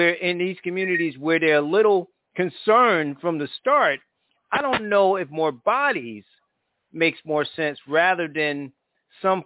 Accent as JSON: {"language": "English", "region": "Connecticut", "country": "United States", "tie": "born or raised there", "said": "my home state of Connecticut"}